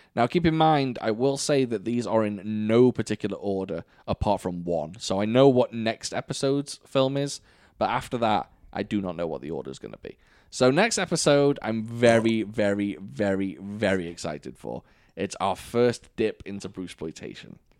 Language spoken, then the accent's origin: English; United Kingdom; now in United States; I have to be the only British person